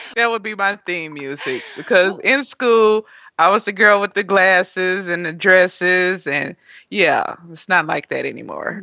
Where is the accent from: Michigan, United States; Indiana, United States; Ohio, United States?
Indiana, United States; Gary; now in Nashville, United States; I'm originally from Gary, Indiana